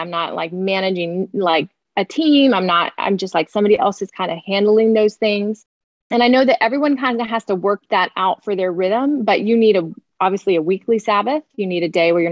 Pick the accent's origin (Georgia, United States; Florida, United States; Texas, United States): Florida, United States; I'm a Florida girl. I grew up in Florida